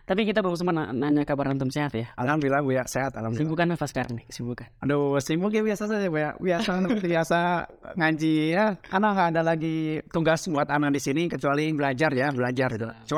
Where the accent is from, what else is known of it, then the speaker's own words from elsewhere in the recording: Bandung, West Java, Indonesia; also born or lived in Garut; Bandung tulen